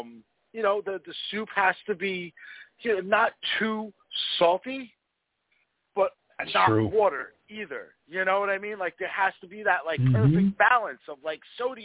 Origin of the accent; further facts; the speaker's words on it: New Jersey, United States; we're from Jersey